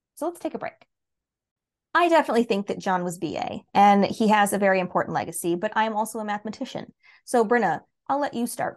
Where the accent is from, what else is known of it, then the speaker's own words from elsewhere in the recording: United States; as an American